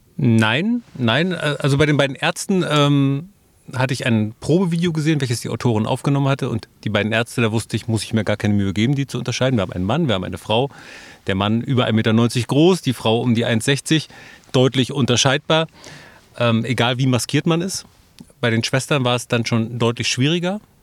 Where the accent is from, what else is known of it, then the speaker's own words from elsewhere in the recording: Neubrandenburg, Mecklenburg-Vorpommern, Germany; Also ich bin tatsächlich äh, gebürtiger Neubrandenburger, lebe da heute noch, arbeite da heute noch